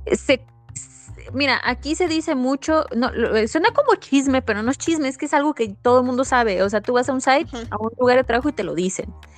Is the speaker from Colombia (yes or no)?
no; Veracruz, Mexico; yo soy veracruzana